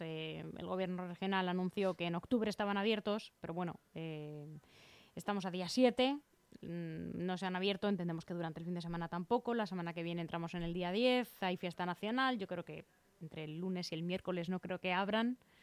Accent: Leganés, Community of Madrid, Spain; yo resido aquí, eh, nací aquí en Leganés

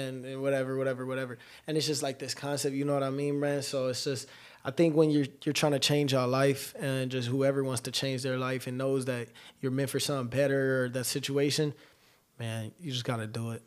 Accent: Los Angeles, California, United States; also born or lived in Colton, California; I'm from Los Angeles, mid-city to be exact, right off of Pico

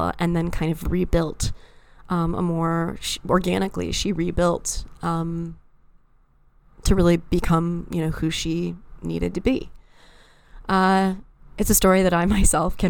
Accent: East Lansing, Michigan, United States; my hometown of East Lansing, Michigan

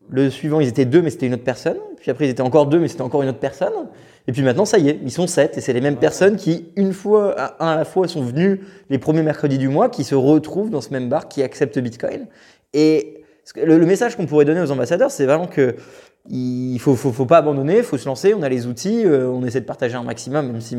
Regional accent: France; personnellement, je suis français de base

